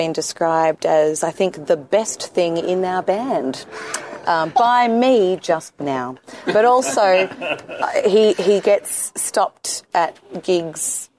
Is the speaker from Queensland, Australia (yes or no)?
no; Melbourne, Victoria, Australia; But we are originally from Melbourne.